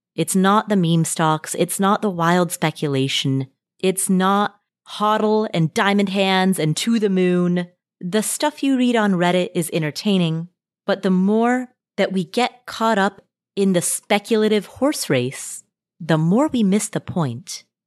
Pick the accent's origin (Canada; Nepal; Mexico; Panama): Nepal; moved away; I was born in Nepal